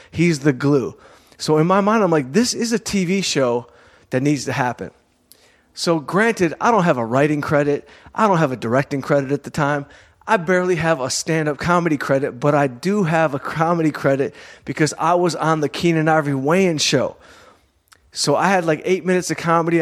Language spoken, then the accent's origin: English; Southfield, Michigan, United States; growing up in Southfield, Michigan, right outside of Detroit